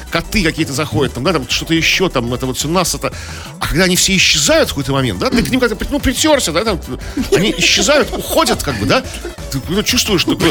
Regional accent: Saint Petersburg, Russia; мы, петербуржцы.

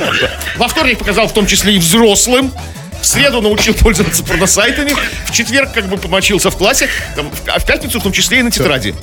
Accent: Saint Petersburg, Russia; у нас в Петербурге

